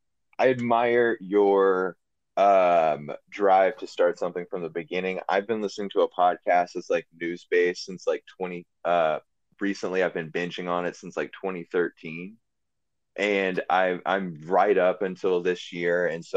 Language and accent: English; Oklahoma, United States; also born or lived in Louisiana; See, I'm from Oklahoma and Louisiana.